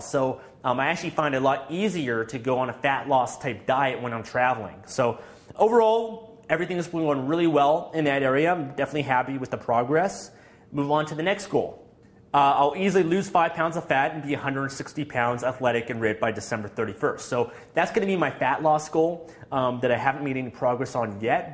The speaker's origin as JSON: {"language": "English", "country": "Canada", "said": "being Canadian"}